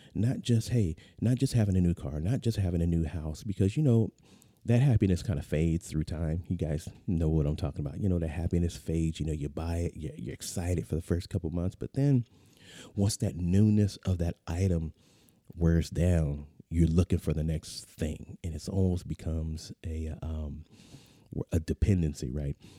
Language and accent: English; San Diego, California, United States; moved away; I'm a native Californian, uh, born, born and raised in the San Diego area